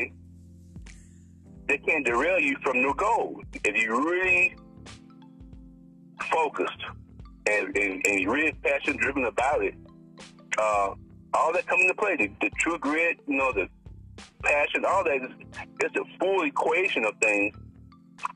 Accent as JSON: {"language": "English", "town": "Hillsboro", "region": "Alabama", "country": "United States", "tie": "born or raised there", "moved": "yes", "lives_now": "California, United States", "said": "I'm from the country. I grew up in Alabama"}